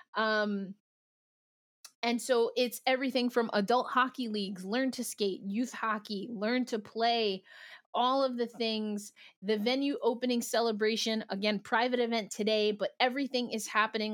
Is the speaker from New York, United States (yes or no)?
yes; New York City, New York, United States; I'm a New Yorker